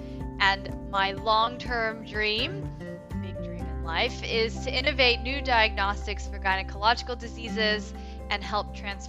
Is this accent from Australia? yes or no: no; Washington, District of Columbia, United States; moved away as an adult; now in Toronto, Canada; I grew up in the Washington, D.C. area.